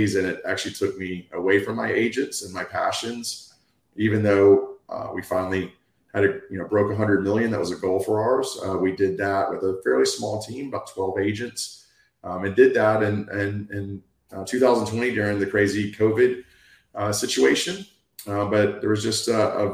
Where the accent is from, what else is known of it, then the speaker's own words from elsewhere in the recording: Destin, Florida, United States; I was born and raised in this area